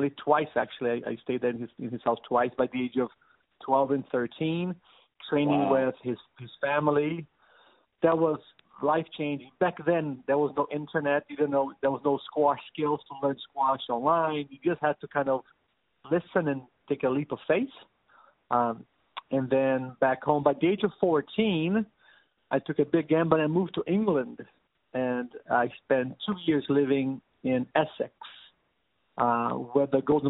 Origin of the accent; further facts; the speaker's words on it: Brazil; now in San Diego, United States; I'm from Brazil.